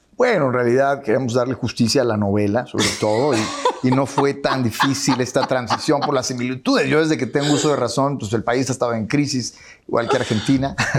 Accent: Chihuahua, Mexico; yo soy de Chihuahua

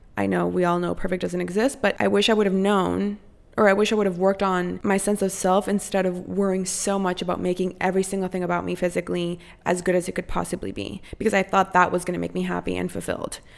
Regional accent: Costa Rica; now in United States; I was born and raised in Costa Rica

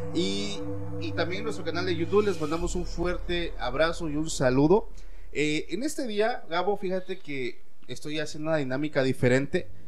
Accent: Mexico; me apego mucho a la creencia que hay en mi país, que es México

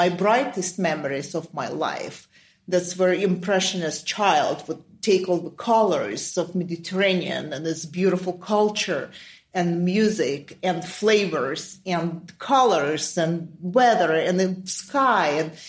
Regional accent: Ukraine; first language Russian; English is a second language; moved away as an adult; now in United States; I'm Russian, but I was born and raised in Ukraine because my father was in the military. And at the time, both my Russian parents were stationed in Ukraine. So that's where I was born.

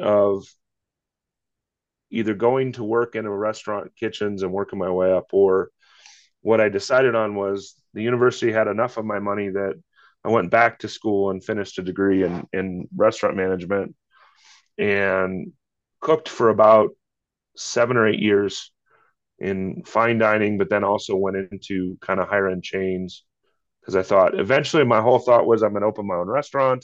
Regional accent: Iowa, United States; now in Littleton, United States; grew up in the Midwest in Iowa

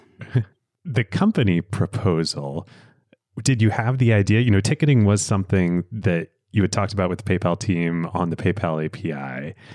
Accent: Pennsylvania, United States; growing up in Pennsylvania

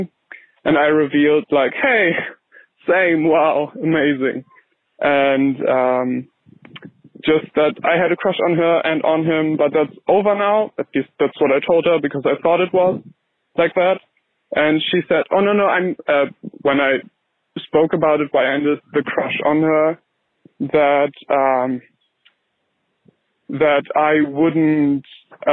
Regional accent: Germany; moved away as an adult; now in United Kingdom; I'm 19, I'm from Germany

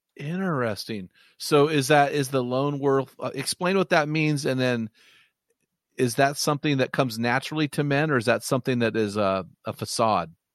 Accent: Pacific Northwest, United States; I'm from the Pacific Northwest

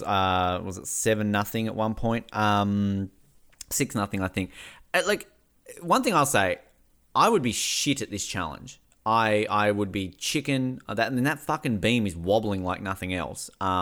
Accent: Tasmania, Australia; and I'm from Tasmania.

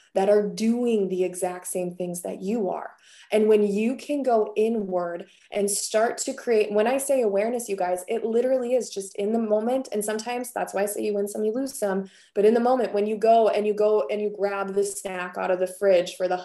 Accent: Wisconsin, United States; I come from Wisconsin

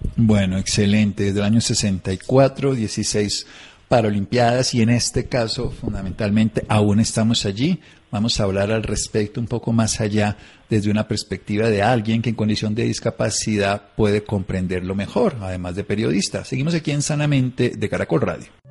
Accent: Colombia; me siento colombiano

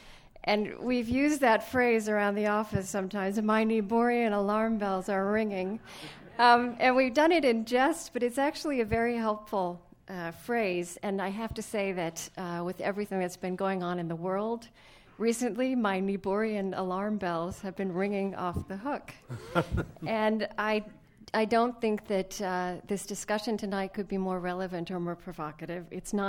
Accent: Minnesota, United States; because we came from Minnesota, and like the president, we don't think an ice storm is that big a deal.

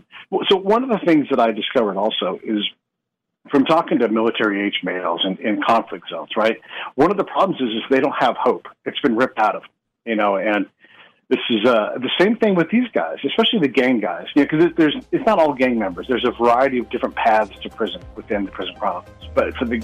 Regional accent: United States; as an American

